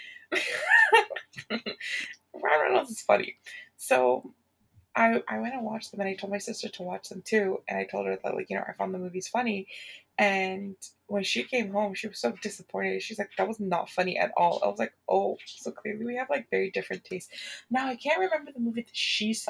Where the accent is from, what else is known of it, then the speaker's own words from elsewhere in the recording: Ontario, Canada; also born or lived in Atlanta, Georgia; I'm from Ontario, Canada. I live in Toronto.